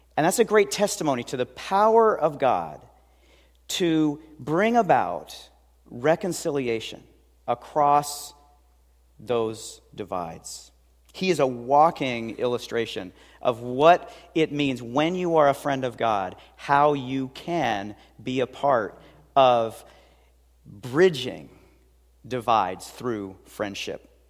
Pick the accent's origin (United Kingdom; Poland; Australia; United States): United States; Seattle, Washington; I grew up in West Seattle